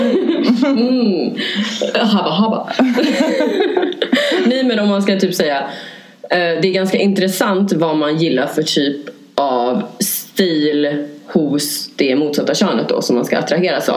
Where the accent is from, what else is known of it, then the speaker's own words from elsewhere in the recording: Norrland, Sweden; moved away; also born or lived in Hässelby; jag är från Norrland